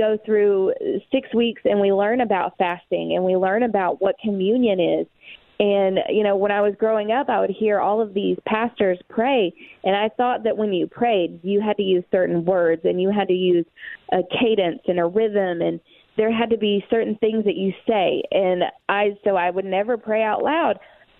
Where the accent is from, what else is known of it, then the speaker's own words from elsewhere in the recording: East Tennessee, United States; Growing up in the Bible Belt in East Tennessee